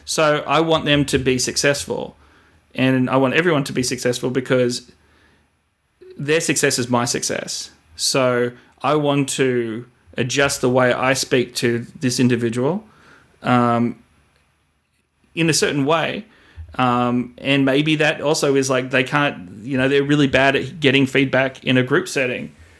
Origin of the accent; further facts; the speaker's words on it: Australia; moved away as an adult; also born or lived in Sydney; now in United States; myself being an Australian, coming over here